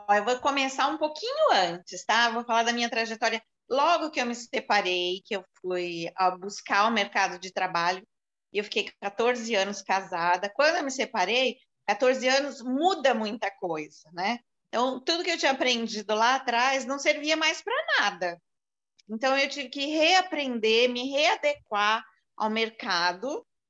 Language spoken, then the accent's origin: Portuguese; São Paulo, Brazil; moved away as an adult; also born or lived in Recife; now in São José do Rio Preto, Brazil; Eu sou de São Paulo, eu não vivo mais em São Paulo há 17 anos